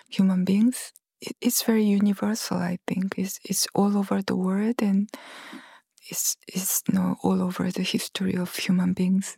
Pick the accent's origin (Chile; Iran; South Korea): South Korea; Gwangju; Gwangju, which is my hometown